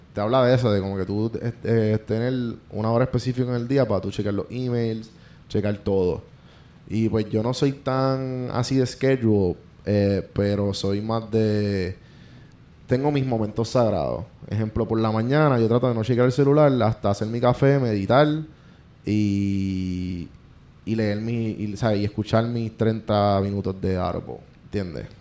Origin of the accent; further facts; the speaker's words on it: Puerto Rico; moved away as an adult; now in Atlanta, United States; yo soy boricua